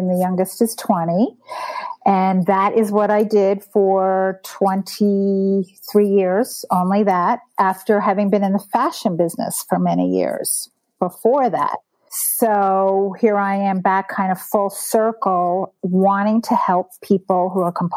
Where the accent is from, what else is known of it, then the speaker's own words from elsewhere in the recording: Montclair, New Jersey, United States; moved away as an adult; now in Denver, United States; I am from Montclair, New Jersey, and now I'm in Denver